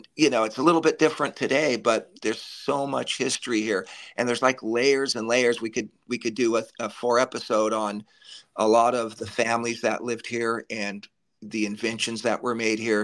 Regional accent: Los Angeles, California, United States; I born and raised in the Valley

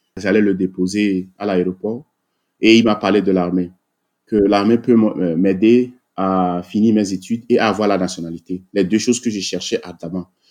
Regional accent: Togo; moved away as an adult; now in Maryland, United States; je suis né au Togo. Euh, j'ai grandi une partie de ma vie là-bas avant d'atterrir aux États-Unis en 2004

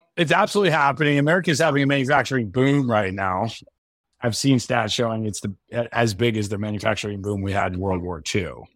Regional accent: United States; I'm American

